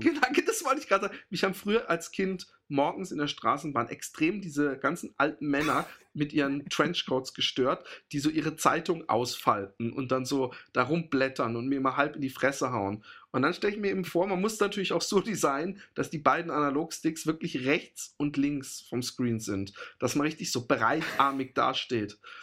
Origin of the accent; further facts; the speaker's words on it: Germany; now in Netherlands; bei uns in Deutschland